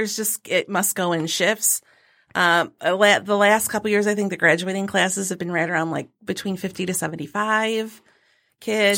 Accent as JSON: {"language": "English", "town": "Carson City", "region": "Michigan", "country": "United States", "tie": "born or raised there", "also_born_or_lived": "Alma, Michigan", "said": "I grew up in Carson City, Michigan"}